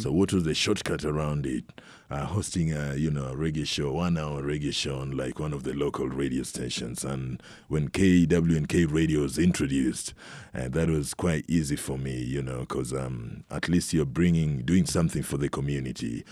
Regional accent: Kenya; moved away; I'm from Kenya

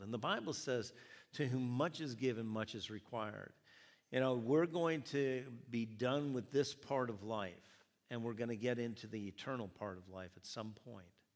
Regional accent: United States; my reference point being an American, being in America

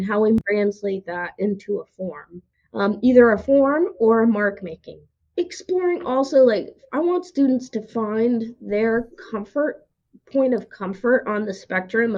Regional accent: Oklahoma, United States; moved away as an adult; now in Tennessee, United States; I'm from Oklahoma. If you've ever been to Oklahoma, you know it's flat

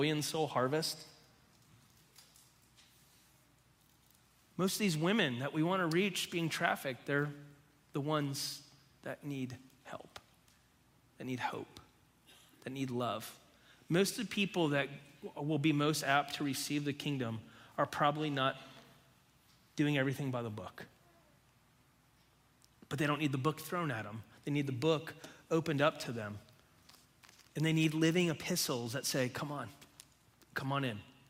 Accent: United States; I'm a Christian who's an American

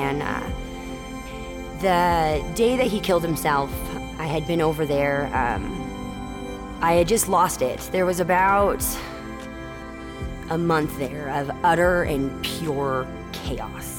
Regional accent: Cottonwood, Arizona, United States; I'm from Cottonwood, Arizona. I grew up here in town

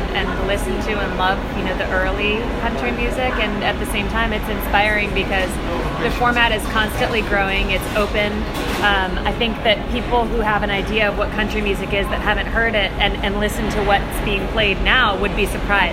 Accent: California, United States; moved away; also born or lived in Nashville; We grew up in California, both of us, practically neighbors, just 3 miles apart.

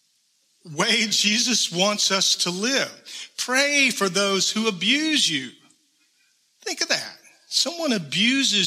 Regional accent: South Georgia, United States; I'm from South Georgia. I'm a little bit of a redneck

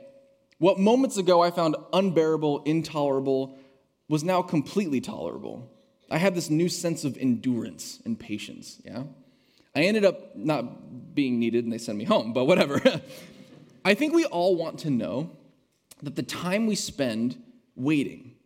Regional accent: United States; also born or lived in Hillsboro, Oregon; as an American citizen

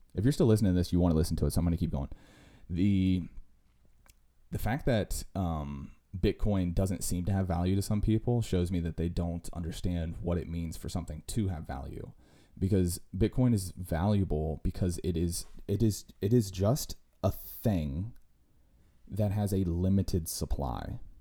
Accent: United States; we as American citizens

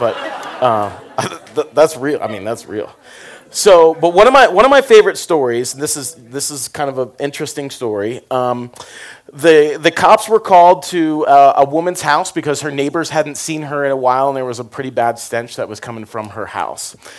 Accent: Florida, United States; I grew up in Florida

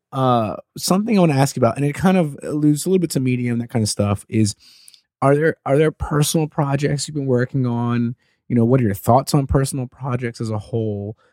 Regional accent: Puerto Rico; moved away; I'm Puerto Rican. I remember I would see all these different Mitsubishis growing up in Puerto Rico

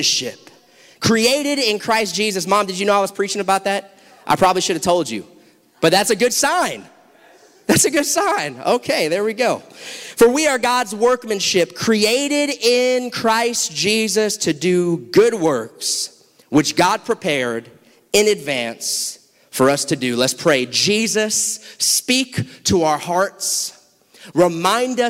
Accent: South Florida, United States; I'm from South Florida

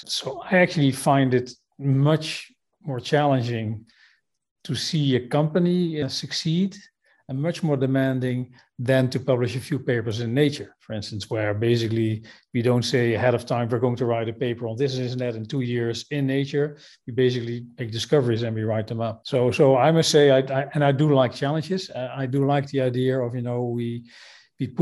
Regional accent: Eindhoven, North Brabant, Netherlands; Eindhoven, my hometown

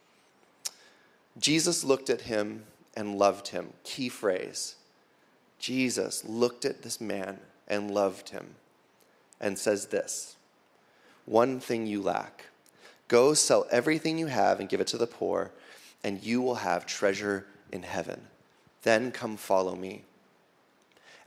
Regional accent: United States; we as American Christians

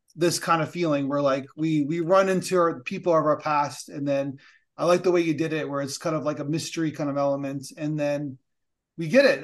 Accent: Canada; a Canadian who we like regulations

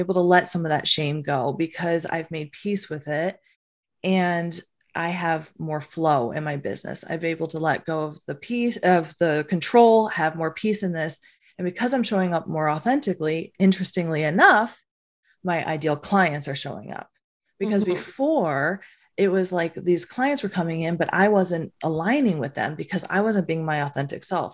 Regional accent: New Jersey, United States; I was from Jersey. I was this Jersey girl

